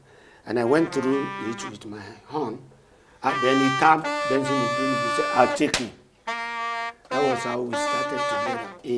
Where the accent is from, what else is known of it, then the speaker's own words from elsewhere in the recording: Lagos, Nigeria; My mother, they were all Lagosians.